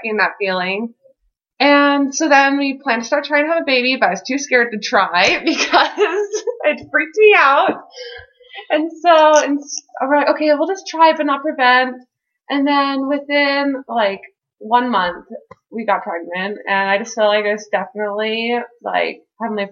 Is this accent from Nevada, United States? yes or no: yes; Henderson, Nevada, United States; I'm from Las Vegas, or Henderson, which is like right outside of Las Vegas